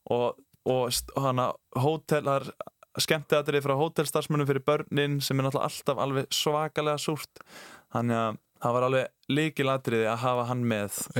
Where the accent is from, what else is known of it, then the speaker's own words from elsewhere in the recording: Kópavogur, Capital Region, Iceland; ég er úr Kópavóinum. Ég var í Snælanskóli Kópavói